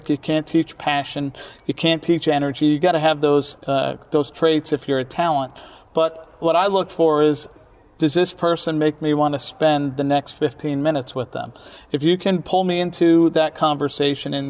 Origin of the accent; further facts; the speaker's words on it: New York City, New York, United States; I grew up in Brooklyn, New York, where, you know, people existed on every block